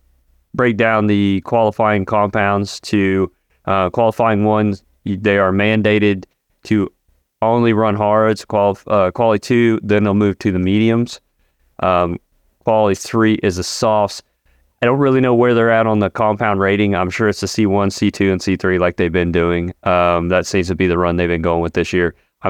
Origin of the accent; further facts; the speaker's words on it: Budapest, Hungary; Oh, well, it's because I'm from Hungary.